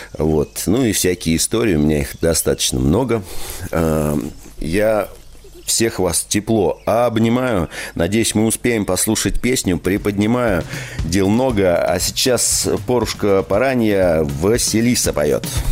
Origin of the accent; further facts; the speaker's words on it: Moscow, Russia; в моем городском детстве, э, я родился в городе, в Москве